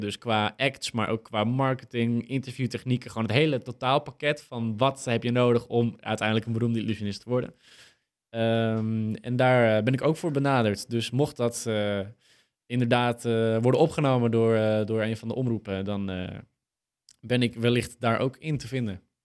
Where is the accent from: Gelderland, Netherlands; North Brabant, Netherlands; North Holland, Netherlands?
North Holland, Netherlands; Purmerend; wij, wij komen ook uit Purmerend